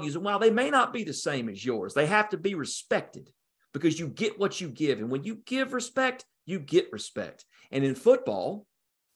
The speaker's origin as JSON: {"language": "English", "region": "North Georgia", "country": "United States", "tie": "born or raised there", "said": "I grew up in Hicksville, North Georgia"}